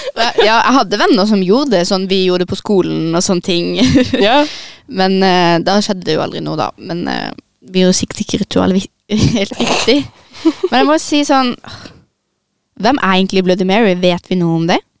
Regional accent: Søgne, Agder, Norway; jeg kommer fra Søgne. Ligger i slash rett utenfor Kristiansand

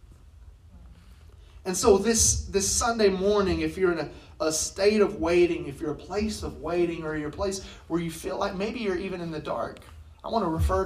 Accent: United States; growing up in America

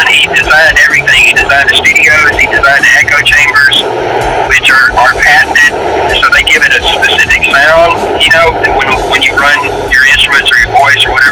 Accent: Memphis, Tennessee, United States; growing up in Memphis

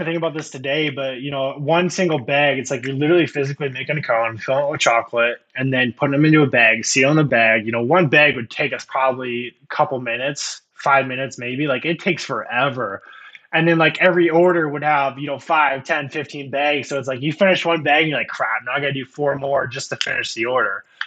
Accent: Iowa, United States; I usually say Iowa, and nine out of ten times, it's like, "What in the world are you in Iowa?" Um, I was born and raised here.

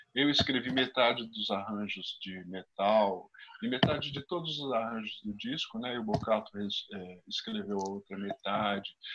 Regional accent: São Paulo, Brazil; eu como paulistano aqui

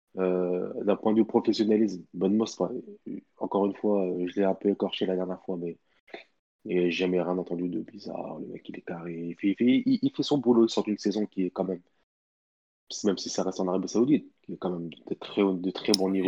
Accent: Tunisia; en tant, que, en tant que Tunisien

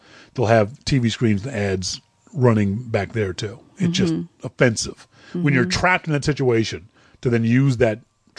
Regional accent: Canada; hi, I'm Canadian, here's my passport, can I come into your country?

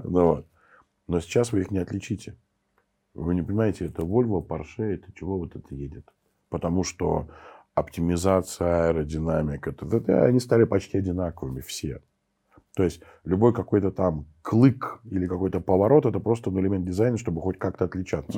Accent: Saint Petersburg, Russia; moved away as an adult; also born or lived in Moscow; я сам питерский

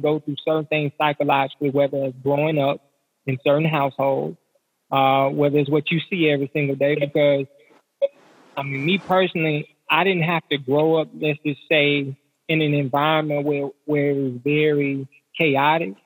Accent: the South, United States; most of us, we're from the South, so we're in the Bible, but we grew up in church

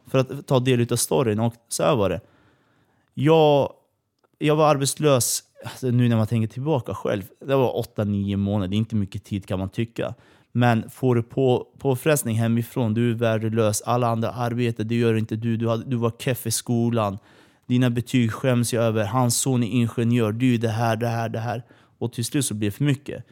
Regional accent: Kurdistan, Iran; now in Sweden; Vi flydde från Iran.

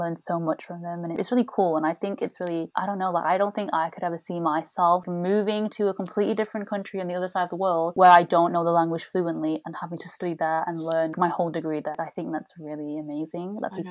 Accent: United Kingdom; We are both British born Chinese

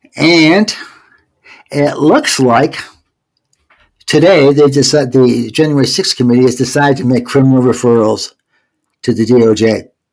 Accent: Georgia, United States; I'm from Georgia now

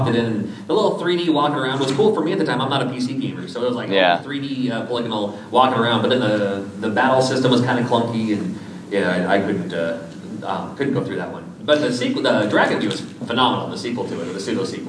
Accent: Yakima, Washington, United States; moved away; I'm from Yakima, Washington, and I still live there currently, again, after moving away

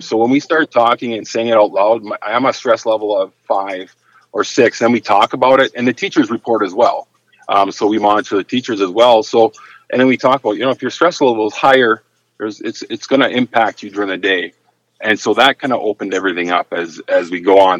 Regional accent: Upper Michigan, United States; I, I, was born and raised in Upper Michigan, a small little town, and, and I've been lucky enough to uh, work in the same small town

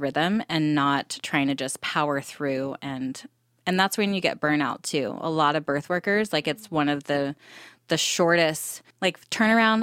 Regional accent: Temecula, California, United States; moved away as an adult; also born or lived in Santa Barbara, California; now in Texas, United States; I'm originally from Southern California. I grew up in Temecula

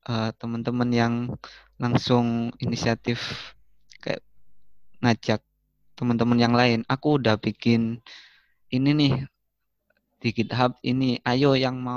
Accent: Pasuruan, East Java, Indonesia; now in Jakarta, Indonesia; kalau aku ditanyain gitu jujur aku minder aku malu kalau aku jawab dari Pasuruan karena aku mikirnya mereka bakal nggak tahu

